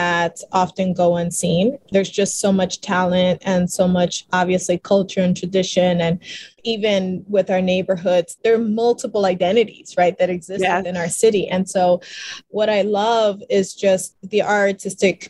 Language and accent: English; Philadelphia, Pennsylvania, United States; accent: South Philly talk; I was born and raised in South Philly